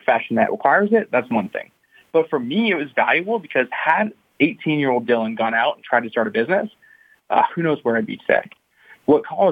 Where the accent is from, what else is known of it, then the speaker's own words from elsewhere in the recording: Canada; I'm from Canada